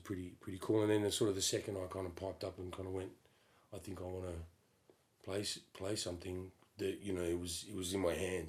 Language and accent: English; Perth, Western Australia, Australia; Yes, I am from Perth, Western Australia.